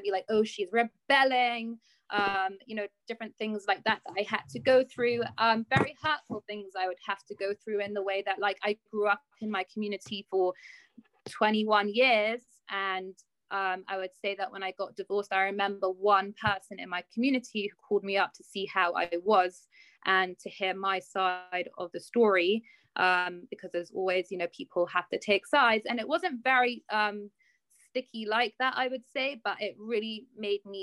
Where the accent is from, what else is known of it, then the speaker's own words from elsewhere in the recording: London, United Kingdom; I'm from London. I've lived here my whole life